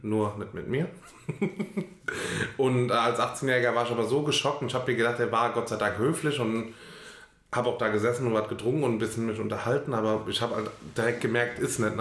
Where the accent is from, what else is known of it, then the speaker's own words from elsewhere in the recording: Germany; bin Deutscher